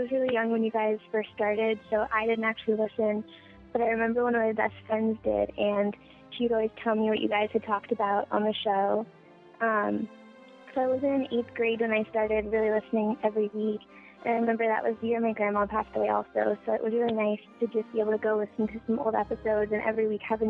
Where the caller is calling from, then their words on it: New England, United States; I'm calling from New England.